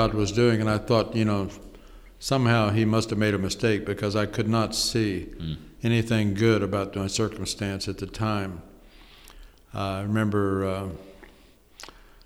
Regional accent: Oklahoma, United States; moved away as an adult; now in Cleveland, United States; Here I'm in Cleveland, Ohio. Hmm. I'm from Oklahoma

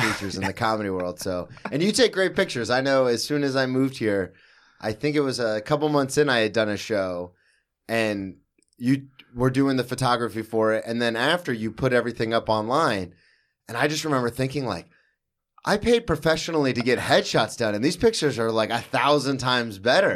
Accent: the South, United States; I'm from the South

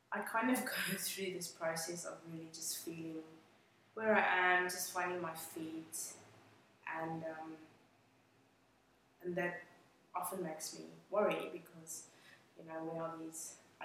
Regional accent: Johannesburg, Gauteng, South Africa; English is a second language; moved away as an adult; also born or lived in Cape Town, South Africa; now in Australia; I grew up in South Africa, in Johannesburg, and I lived in Cape Town for a little while.

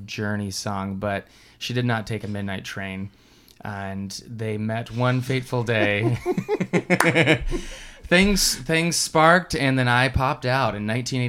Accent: Washington, United States; moved away; I come from the West, the far West, Washington State, not D.C., which many of these Eastern people mistake it as, and got a little background. Mother is a farmer's daughter kind of thing.

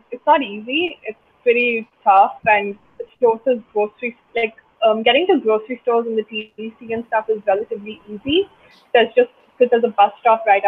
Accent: India; now in Toronto, Canada; growing up in India in that competitive education system

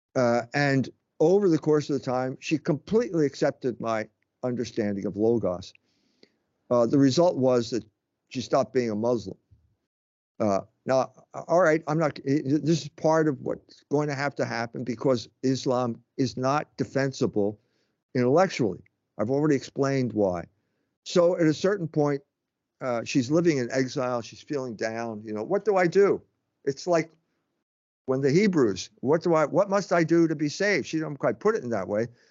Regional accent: Philadelphia, Pennsylvania, United States; moved away; I grew up in Pennsylvania. Uh, Philadelphia is where I grew up

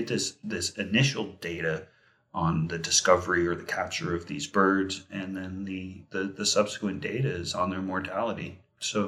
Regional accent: Las Vegas, Nevada, United States; I grew up in Las Vegas before it had a million people.

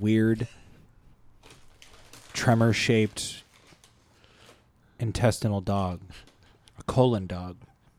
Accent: Canada; Yeah, no, I'm fine being in front because I'm Canadian.

